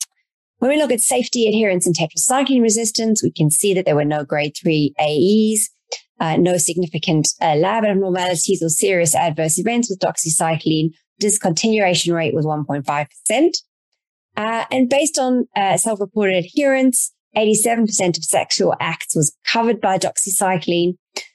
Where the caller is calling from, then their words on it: Canada; I am dialing in from Canada, a very beautiful part of Canada